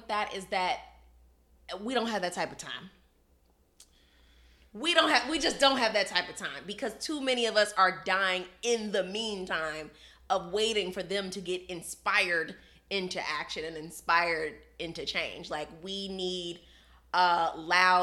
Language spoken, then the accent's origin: English; Chicago, Illinois, United States; I'm from Chicago